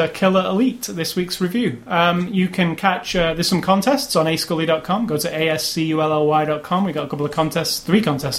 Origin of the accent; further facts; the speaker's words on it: United Kingdom; because I'm British, and it's obviously a British at heart story.